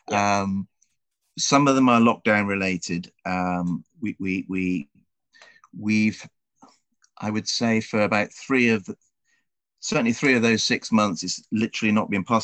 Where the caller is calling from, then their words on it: Dulwich, London, United Kingdom; Uh, I'm joining you from Dulwich in South London.